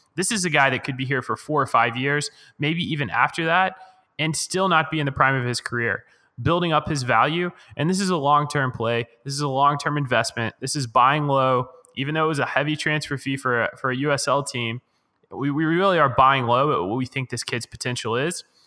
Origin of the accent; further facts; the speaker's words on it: United States; as an American and as a, as a fan of the men's national team